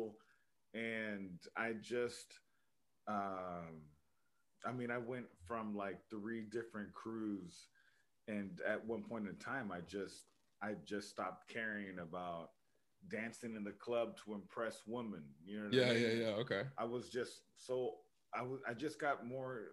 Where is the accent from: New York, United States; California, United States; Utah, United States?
California, United States; Los Angeles; also born or lived in Yakima, Washington; now in Seattle, United States; I'm from Los Angeles originally. I'm born